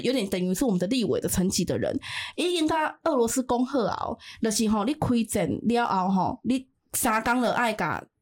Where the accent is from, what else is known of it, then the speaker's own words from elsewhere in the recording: Taiwan; first language Taiwanese Hokkien; 我们在介绍我们自己是从台湾来的时候